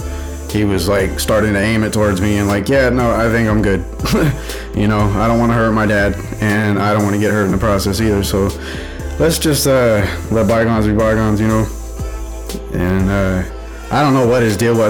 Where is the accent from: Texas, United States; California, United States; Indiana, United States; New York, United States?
Texas, United States; Houston; moved away; also born or lived in Colorado Springs, Colorado / Las Vegas, Nevada; I grew up in Houston